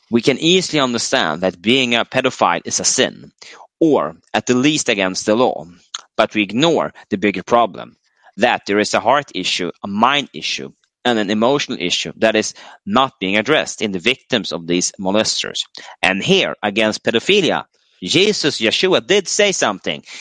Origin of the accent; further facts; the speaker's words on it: United States; as a teenage male growing up in America in the sexual revolution 70s, I was uh, targeted by older males.